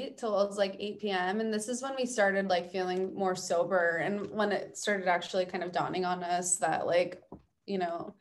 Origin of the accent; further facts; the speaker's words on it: United States; we're from America.